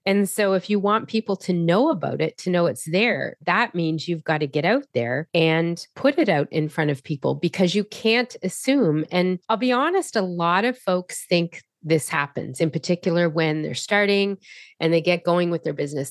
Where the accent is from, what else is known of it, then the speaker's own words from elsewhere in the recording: Halifax, Nova Scotia, Canada; I am from Halifax, Nova Scotia in Canada.